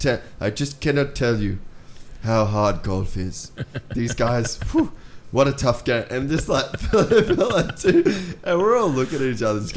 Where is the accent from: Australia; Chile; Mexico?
Australia; Cairns, Queensland; we grew up in Cairns.